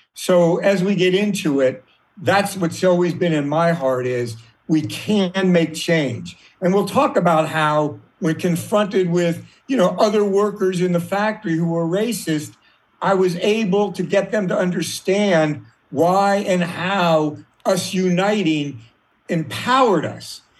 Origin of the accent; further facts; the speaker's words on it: Washington, District of Columbia, United States; I grew up in Washington, D.C. Uh, in the 50s